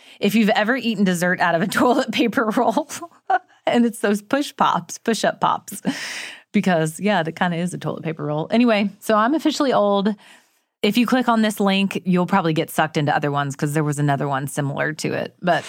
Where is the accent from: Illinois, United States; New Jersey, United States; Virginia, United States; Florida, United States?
Florida, United States; Well, I'm not technically Southern. I was raised in North Florida.